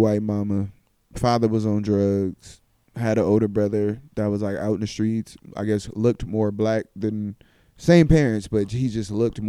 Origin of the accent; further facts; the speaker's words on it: Tennessee, United States; I was raised in Tennessee.